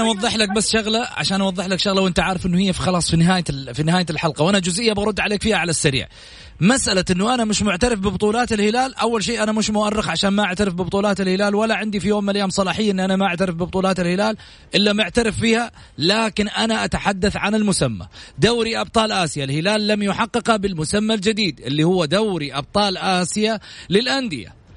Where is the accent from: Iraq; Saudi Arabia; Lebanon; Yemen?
Saudi Arabia; احنا كسعوديين